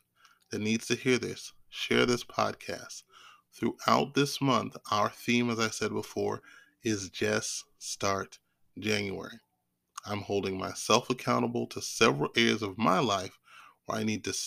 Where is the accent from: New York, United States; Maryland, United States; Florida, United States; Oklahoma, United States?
Maryland, United States; Maryland area, United States; I'm from the Maryland area